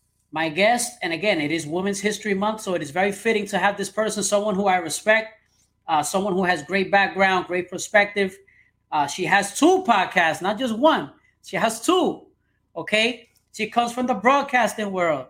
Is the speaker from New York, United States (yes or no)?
yes; New York City, New York, United States; growing up in New York City